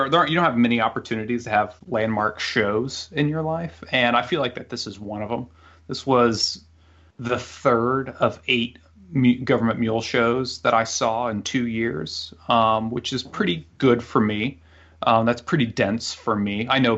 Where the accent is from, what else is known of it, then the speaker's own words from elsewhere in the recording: Central Illinois, United States; where we grew up in Central Illinois